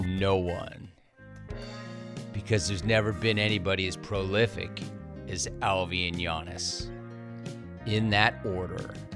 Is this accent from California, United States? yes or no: yes; California, United States; also born or lived in Woodland Hills; you and I are both 818 for life